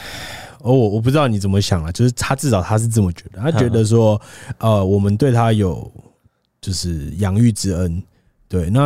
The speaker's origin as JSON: {"language": "Chinese", "town": "Beitou", "region": "Taipei", "country": "Taiwan", "tie": "born or raised there", "said": "对啊，就我老家那边。"}